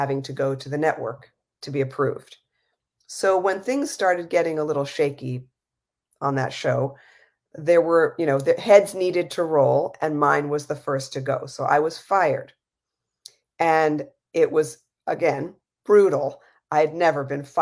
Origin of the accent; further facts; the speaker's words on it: New York City, New York, United States; moved away; I grew up in New York City